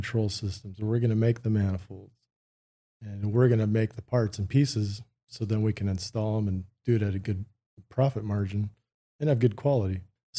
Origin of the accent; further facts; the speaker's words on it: California, United States; moved away as an adult; also born or lived in Huntington Beach; now in Arizona, United States; From California, Huntington Beach, born. Till I was 12, moved to Northern California. In the gold country, so north of Sacramento, and was there till I was about 19